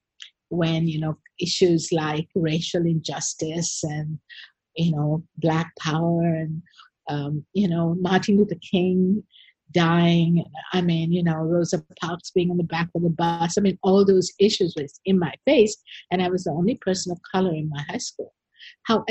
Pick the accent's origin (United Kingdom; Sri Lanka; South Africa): Sri Lanka; also born or lived in United States; I'm from Sri Lanka. I was born here, and I grew up here